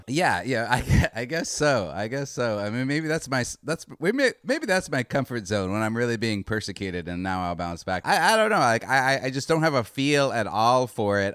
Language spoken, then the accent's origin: English; Northern Arizona, United States; I'm from Northern Arizona